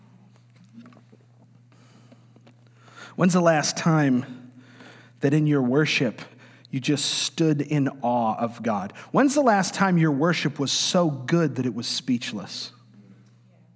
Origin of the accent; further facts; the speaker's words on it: New York, United States; moved away; I'm from New York, and I'm of Italian descent.